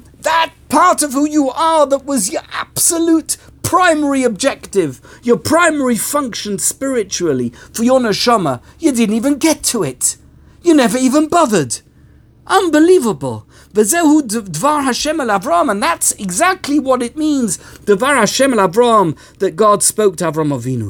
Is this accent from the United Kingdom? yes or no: yes; United Kingdom; accent: British; I'm British, I have a British accent, I like British humour